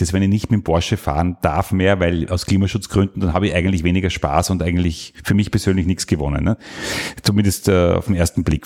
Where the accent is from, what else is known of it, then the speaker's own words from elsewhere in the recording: Salzburg, Austria; moved away; also born or lived in Burgenland; Und ich bin der Salzburger, also ich bin da aus, eigentlich aus der Welt gekommen, wo die Kühe auf der Weide stehen